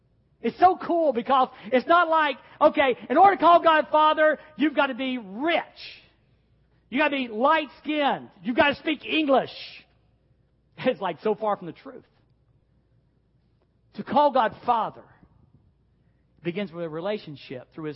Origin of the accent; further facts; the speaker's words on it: the South, United States; I was a Southern boy growing up in the South